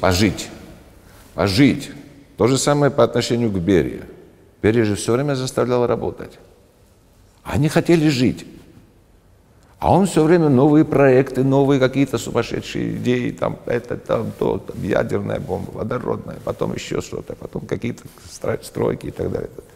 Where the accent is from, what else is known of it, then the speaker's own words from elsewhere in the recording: Georgia; я считаю себя грузином, а, безусловно, грузином. По национальности я грузин